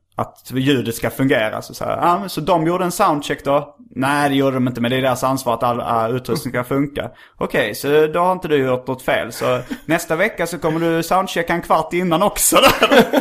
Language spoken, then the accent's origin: Swedish; Skåne, Sweden; accent: skånska; jag pratar skånska